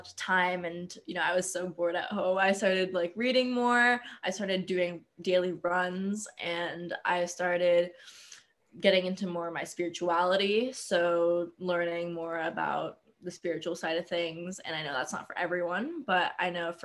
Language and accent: English; Las Vegas, Nevada, United States; I'm born and raised in Las Vegas